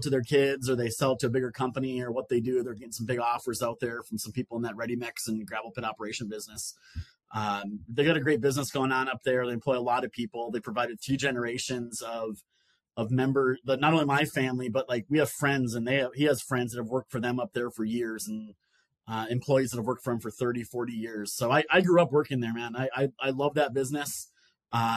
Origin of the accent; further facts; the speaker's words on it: northern Minnesota, United States; moved away as an adult; now in Columbia, South Carolina, United States; I grew up in northern Minnesota